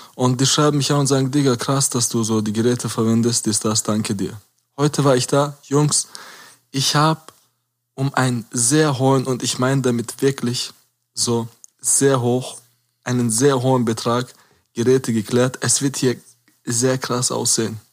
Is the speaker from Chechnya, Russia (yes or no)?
yes; Caucasus, Chechnya, Russia; now in Germany; Kaukasus und Tschechien, wo ich herkomme